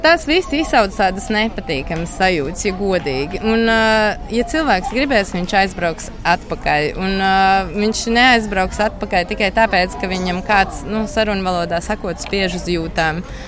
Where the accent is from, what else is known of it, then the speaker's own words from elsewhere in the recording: Latvia; moved away as an adult; now in Berlin, Germany; es uzaugu Brīvdabas muzejā, tautas starpā